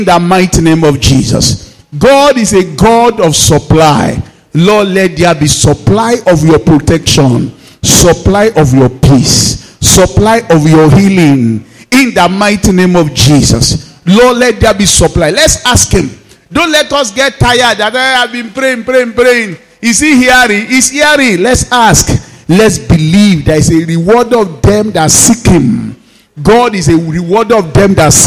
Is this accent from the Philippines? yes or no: no; Nigeria; my hometown, Odumu